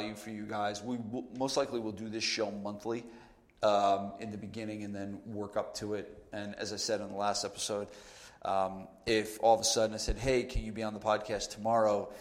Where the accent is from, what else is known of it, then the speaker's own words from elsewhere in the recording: New Jersey, United States; I'm from New Jersey